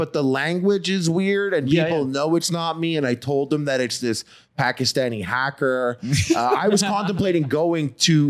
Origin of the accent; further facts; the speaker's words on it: Montreal, Quebec, Canada; I'm from Montreal.